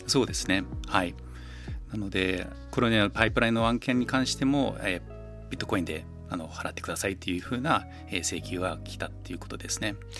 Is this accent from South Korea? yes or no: no; New Zealand; moved away as an adult; now in Japan; ニュージーランドはまあ生まれ育ちなのであの本当に大学までずっとニュージーランドでしたね。